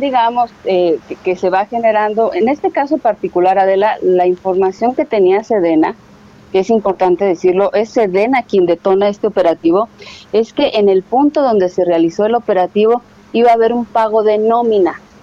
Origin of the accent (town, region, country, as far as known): Mexico